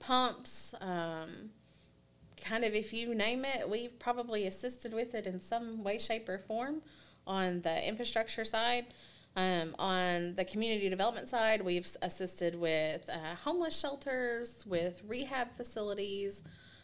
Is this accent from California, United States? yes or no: no; Arkansas Delta, United States; moved away as an adult; also born or lived in Florida; now in Kentucky, United States; I come from the Delta part of Arkansas as well, so the ground is flat.